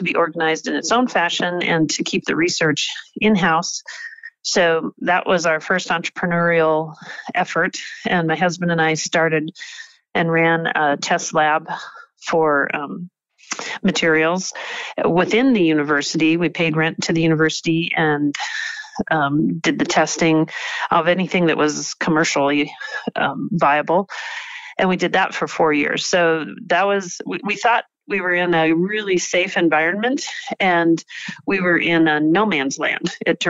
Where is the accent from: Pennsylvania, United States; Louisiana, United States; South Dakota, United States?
South Dakota, United States; also born or lived in Wyoming; now in Butte, United States; I was raised in South Dakota